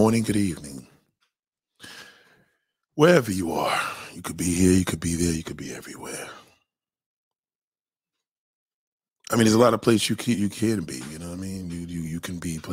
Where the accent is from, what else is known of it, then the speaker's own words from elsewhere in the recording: New York City, New York, United States; that's my hometown.